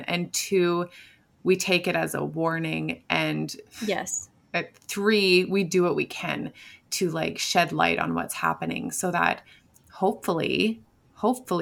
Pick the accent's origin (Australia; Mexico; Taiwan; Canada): Canada; As a Canadian